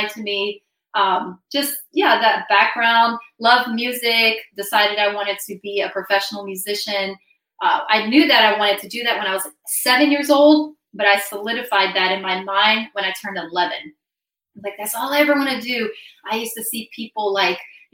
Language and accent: English; Brazil; moved away; I was born in the Amazon region of Brazil. My mom is from Louisiana and my dad is Brazilian. So I spent my childhood in Brazil